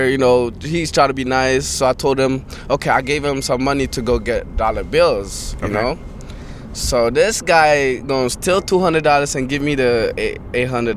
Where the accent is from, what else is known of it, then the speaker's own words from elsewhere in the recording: Addis Ababa, Ethiopia; also born or lived in Dubai; now in Atlanta, United States; I was born in Ethiopia, Addis Ababa.